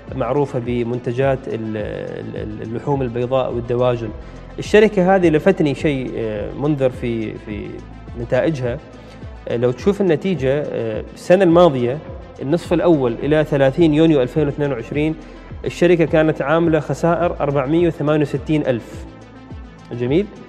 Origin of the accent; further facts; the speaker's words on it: Oman; نحن عندنا في الخليج نتكلم هنا ايضا في السلطنه